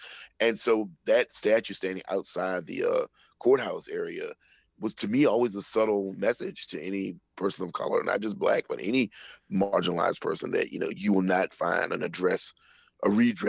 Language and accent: English; the South, United States; as a Southerner, as a Black Southerner